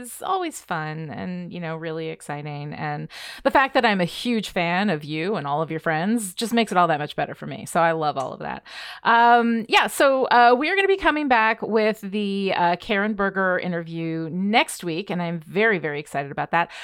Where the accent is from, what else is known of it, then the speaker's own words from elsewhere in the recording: Red Hook, New York, United States; I grew up in Red Hook, which is where Bard is